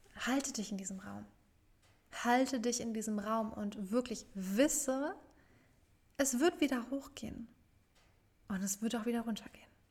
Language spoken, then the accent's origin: German; Frankfurt, Hesse, Germany; nach Frankfurt, zurück in meine Heimatstadt